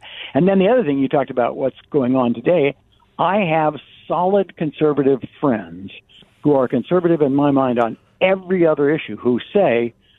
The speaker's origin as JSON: {"language": "English", "town": "Phoenix", "region": "Arizona", "country": "United States", "tie": "born or raised there", "said": "you and I grew up in Phoenix"}